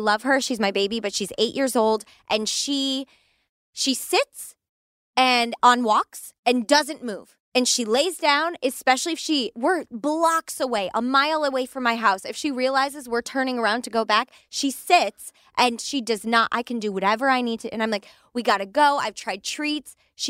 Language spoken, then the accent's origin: English; California, United States; We're from California.